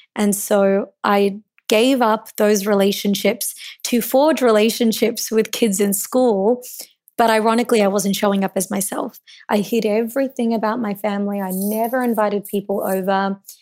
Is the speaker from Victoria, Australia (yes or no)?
yes; Melbourne, Victoria, Australia; so I was born in Melbourne, and I was born to Indian immigrants